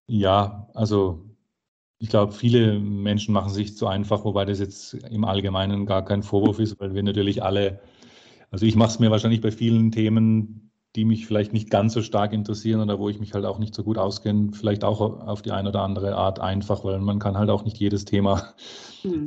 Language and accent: German; Karlsruhe, Baden-Württemberg, Germany; in Karlsruhe, meiner Geburtsstadt